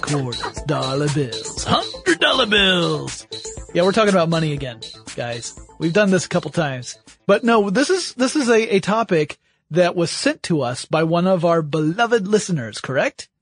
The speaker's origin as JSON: {"language": "English", "country": "United States", "said": "on behalf of all Americans"}